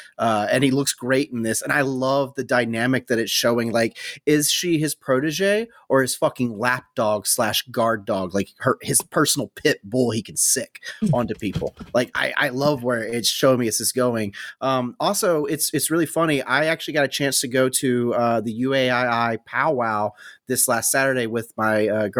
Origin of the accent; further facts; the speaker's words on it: the South, United States; I'm white bread from the South.